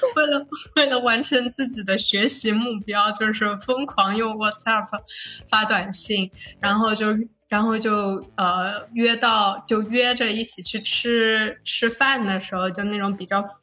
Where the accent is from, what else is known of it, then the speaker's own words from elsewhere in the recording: Shanghai, China; 城市土生土长的上海靓仔